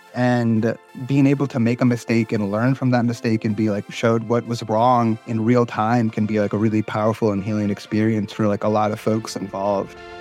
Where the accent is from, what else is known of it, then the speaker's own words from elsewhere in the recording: North Carolina, United States; I grew up in North Carolina